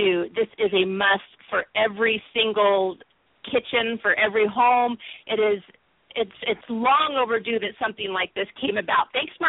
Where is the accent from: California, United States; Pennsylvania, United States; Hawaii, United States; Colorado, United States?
California, United States; San Diego; now in Seattle, United States; when I was growing up in San Diego, I had a lot of people from Mexico live around me